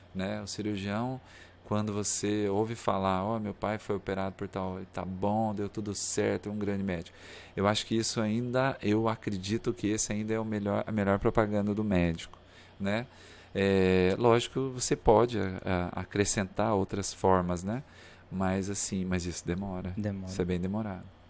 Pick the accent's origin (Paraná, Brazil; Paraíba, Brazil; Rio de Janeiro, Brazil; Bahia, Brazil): Paraná, Brazil; Cambará; moved away as an adult; also born or lived in Curitiba, Brazil; now in Palmas, Brazil; E eu vim de Curitiba, não nasci lá, nasci no interior do Paraná, em Cambará. Minha formação é, acadêmica foi em Curitiba